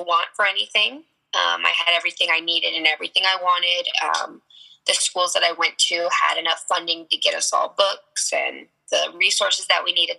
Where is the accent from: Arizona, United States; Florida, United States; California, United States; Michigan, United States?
Arizona, United States; Tucson; also born or lived in Sierra Vista, Arizona; I moved to Tucson when I was eight. Um, I grew up more on the north side of Tucson